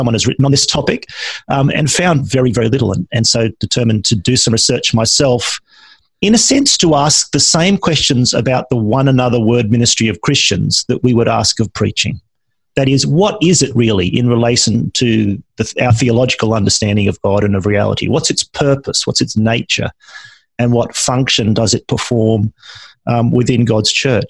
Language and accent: English; Australia